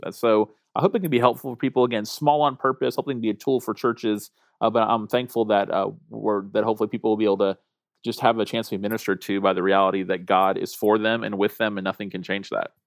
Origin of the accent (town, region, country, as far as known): Tallahassee, Florida, United States; born or raised there